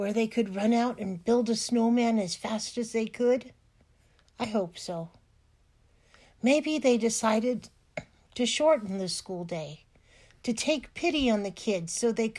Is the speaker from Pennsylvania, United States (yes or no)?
no; California, United States; moved away; I grew up in California in a place that never got any snow